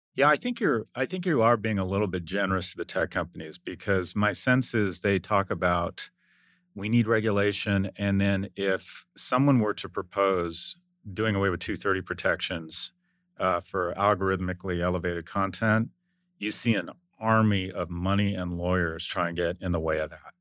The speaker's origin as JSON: {"language": "English", "country": "United States", "said": "as an American"}